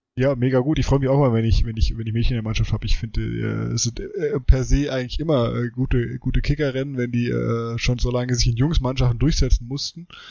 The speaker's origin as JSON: {"language": "German", "town": "Frankfurt", "region": "Hesse", "country": "Germany", "tie": "born or raised there", "said": "ich bin ja in Frankfurt äh, groß geworden."}